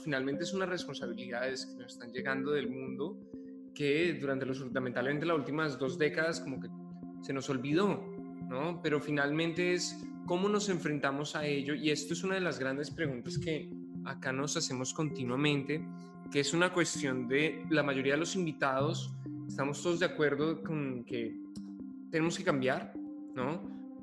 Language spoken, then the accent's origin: Spanish; Bogotá, Colombia; me siento profundamente bogotano